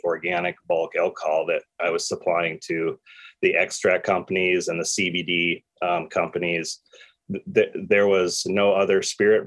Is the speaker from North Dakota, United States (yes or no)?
yes; North Dakota, United States; moved away; also born or lived in Minneapolis; growing up in North Dakota on a farm